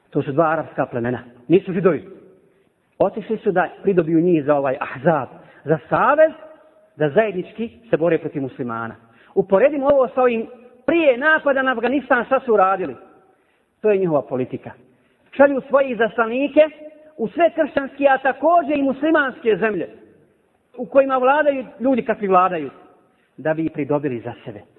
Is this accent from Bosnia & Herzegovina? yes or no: yes; Bosnia & Herzegovina; Ovdje kod nas u Bosni.